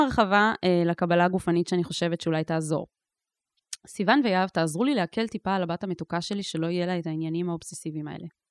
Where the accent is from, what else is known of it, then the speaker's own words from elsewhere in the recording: Ketura, Southern District, Israel; בקיבוץ קטורה, שזה גם במקרה המקום שגדלתי בו